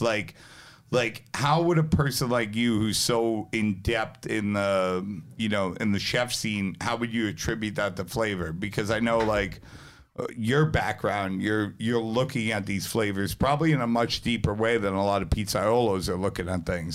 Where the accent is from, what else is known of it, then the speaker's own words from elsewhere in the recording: New York City, New York, United States; also born or lived in New Jersey; I grew up half between New Jersey when I was younger and, like, Brooklyn when I was a little bit older